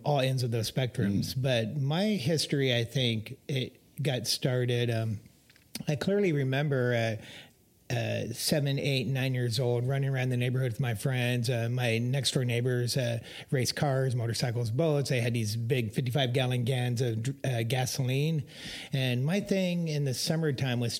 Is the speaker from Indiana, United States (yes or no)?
no; Topeka, Kansas, United States; moved away; I grew up in Topeka, Kansas